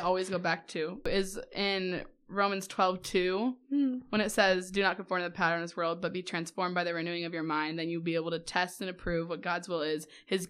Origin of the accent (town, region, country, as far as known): Urbandale, Iowa, United States